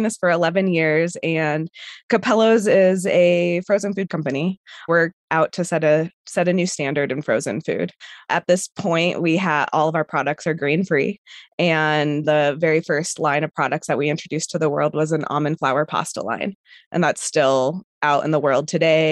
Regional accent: Colorado, United States; also born or lived in Argentina; I'm from Colorado

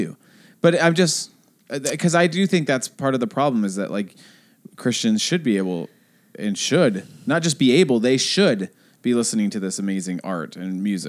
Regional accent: Kent, Washington, United States; I grew up in Kent

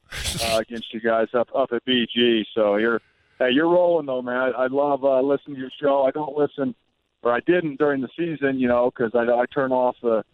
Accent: Indianapolis, Indiana, United States; I've got to play 7 years in Indianapolis, my hometown

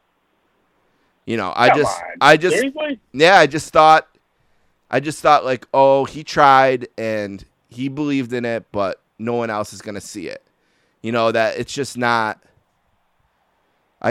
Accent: Buffalo, New York, United States; accent: Buffalo; my accent. Everyone from Buffalo, you know, says

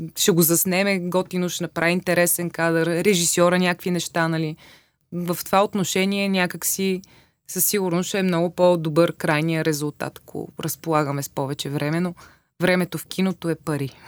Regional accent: Vratsa, Vratsa Province, Bulgaria; moved away as an adult; се преместих от Враца, откъдето съм

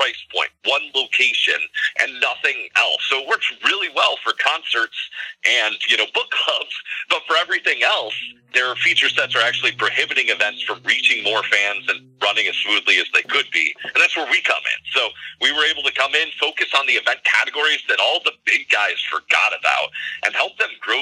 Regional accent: Hillsdale, Michigan, United States; also born or lived in Flint, Michigan / Detroit, Michigan; I've personally been a Michigander my whole life. I grew up in Hillsdale, Michigan

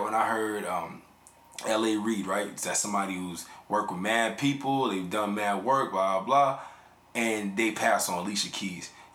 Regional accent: New York City, New York, United States; I'm from the Bronx

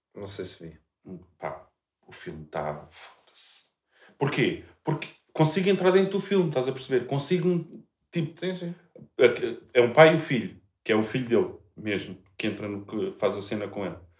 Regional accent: Portugal; que sou português

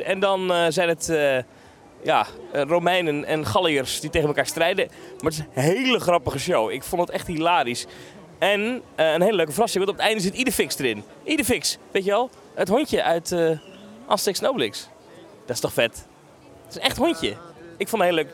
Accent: Netherlands; als Nederlander hier

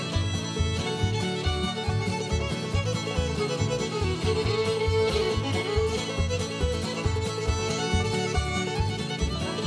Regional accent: Nashville, Tennessee, United States; We're from Nashville, Tennessee

